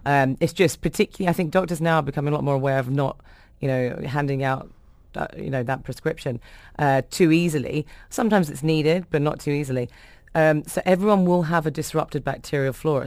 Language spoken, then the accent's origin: English; London, United Kingdom; born or raised there